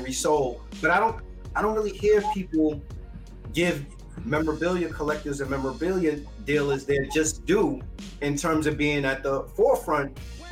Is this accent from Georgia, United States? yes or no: no; New York City, New York, United States; growing up in the Bronx on Fordham Road